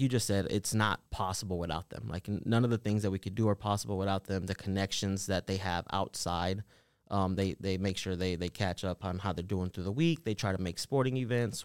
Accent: Nashville, Tennessee, United States; also born or lived in Los Angeles, California / El Salvador (ancestry); we moved to Nashville when I was around two years old, so I've been pretty much raised in Antioch my whole entire life.

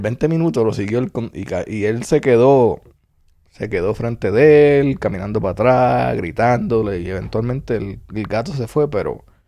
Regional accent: Puerto Rico; nacido y criado en Puerto Rico

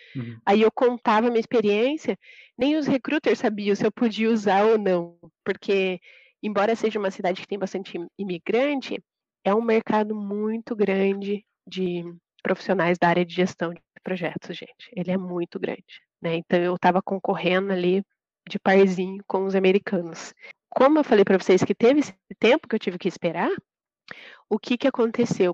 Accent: Piraju, São Paulo, Brazil; moved away as an adult; also born or lived in Curitiba, Brazil; now in Charlotte, United States; Eu sou de Piraju, interior de São Paulo

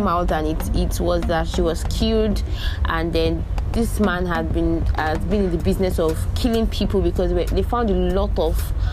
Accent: Nigeria; In my life as a Nigerian

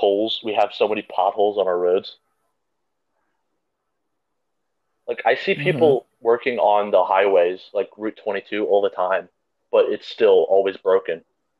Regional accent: United States; also born or lived in Pennsylvania; Like I would just hope that if I move to Canada one day that they'll accept me. Because I'm an American.

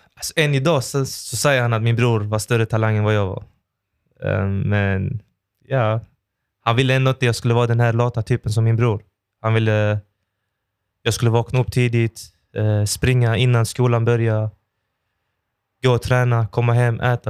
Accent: Malmö, Skåne, Sweden; jag är ju född och uppvuxen i Oxie

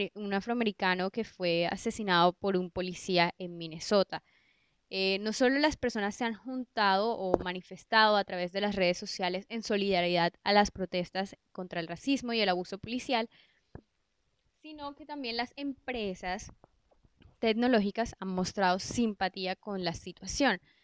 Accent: Colombia; en Colombia somos un país que tenemos una biodiversidad increíble, que incluso uno mismo como colombiano

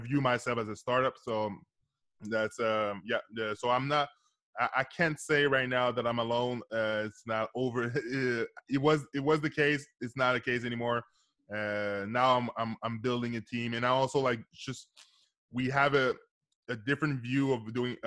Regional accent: Canada; I'm from Canada

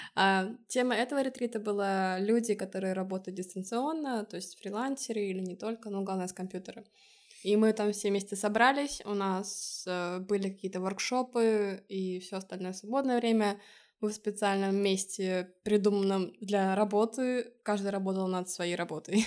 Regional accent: Estonia; now in Lisbon, Portugal; из Эстонии

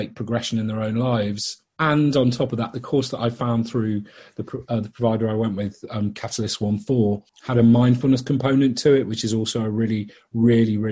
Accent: Liverpool, North West England, United Kingdom; now in London, United Kingdom; I grew up in Liverpool originally and then moved to London, northwest, east, and then southeast for the last 26 years

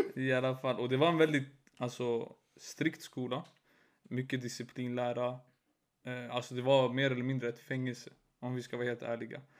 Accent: Stockholm, Stockholm County, Sweden; jag byter skola till Hagsätra där jag är uppvuxen

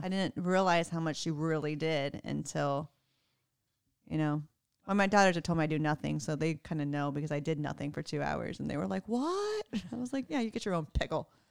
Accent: Texas, United States; I'm from Texas

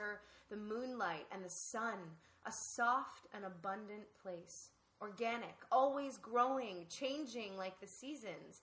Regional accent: Ohio, United States; I grew up in Ohio

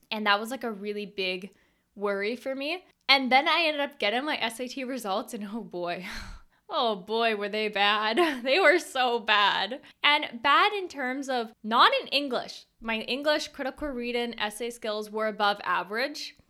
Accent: Canada; a Canadian homeschooled girl

